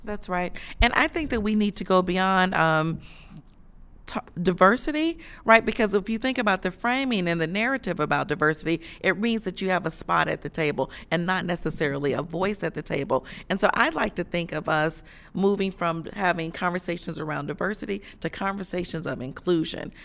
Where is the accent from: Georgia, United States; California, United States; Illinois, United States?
Illinois, United States; Chicago; moved away as an adult; also born or lived in the South; I'm originally from Chicago